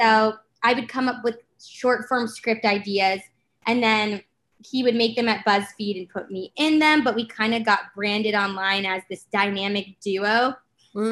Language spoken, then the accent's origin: English; Los Angeles, California, United States; I'm from LA.